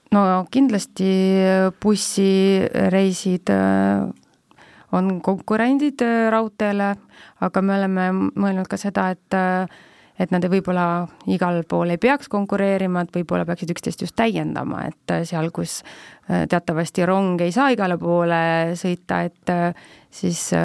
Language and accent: Estonian; Tartu, Tartu County, Estonia; olles ise ka tegelikult tartlane